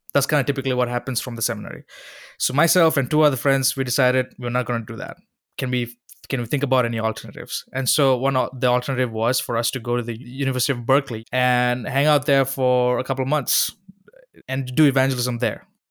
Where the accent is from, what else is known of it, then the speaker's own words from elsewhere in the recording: Sri Lanka; moved away; Growing up in Sri Lanka